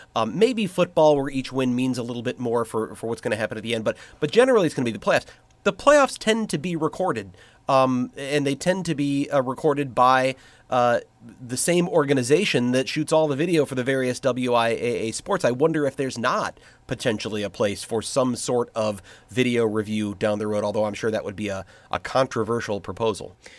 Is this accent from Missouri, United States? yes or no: yes; St. Louis, Missouri, United States; moved away; I grew up in Saint Louis